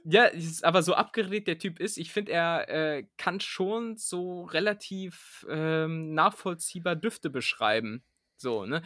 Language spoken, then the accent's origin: German; Aerzen, Lower Saxony, Germany; now in Berlin, Germany; da wo ich herkomme, aus Erzen, da wird das so gesagt. Da sagt man nämlich auch Pfannekuchen und nicht Pfannkuchen